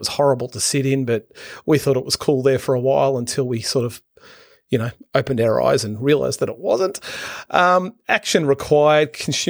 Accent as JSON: {"language": "English", "region": "Queensland", "country": "Australia", "tie": "born or raised there", "said": "Look forward to reporting back onto you from that in my home state here in Queensland."}